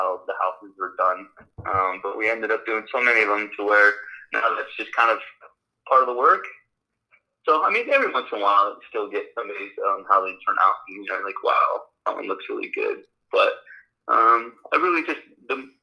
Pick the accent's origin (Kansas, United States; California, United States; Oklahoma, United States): California, United States; Los Angeles; English is a second language; also born or lived in Romania; I grew up in Los Angeles, but I was born in Romania. I came to the United States when I was one